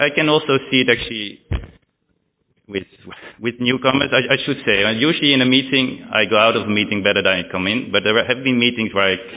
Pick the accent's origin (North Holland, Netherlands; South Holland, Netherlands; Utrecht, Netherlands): North Holland, Netherlands; Amsterdam; also born or lived in England